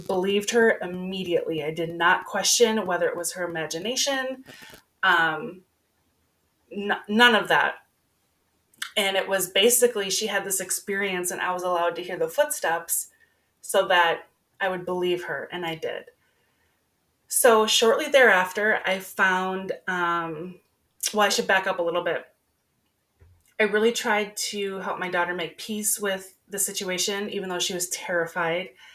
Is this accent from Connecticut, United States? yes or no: no; Minnesota, United States; I'm a girl from Minnesota, born and raised